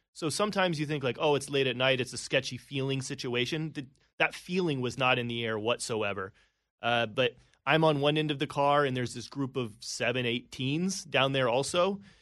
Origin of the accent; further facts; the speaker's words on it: Indiana, United States; moved away as an adult; also born or lived in Atlanta; now in New York City, United States; I was in Atlanta, but I grew up in Indiana. I was in the Midwest my whole life.